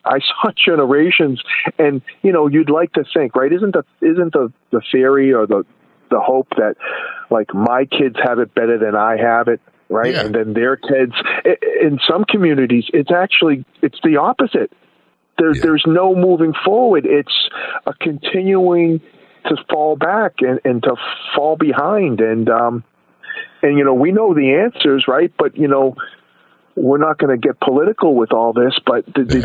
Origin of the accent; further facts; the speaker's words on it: Boston, Massachusetts, United States; moved away; also born or lived in West Fort Lauderdale, Florida; I grew up in Boston, and I grew up in a neighborhood where really there was no race